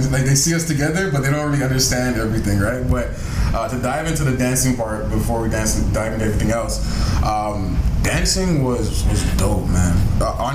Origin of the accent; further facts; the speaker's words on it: Toronto, Ontario, Canada; I'm from Toronto, born and raised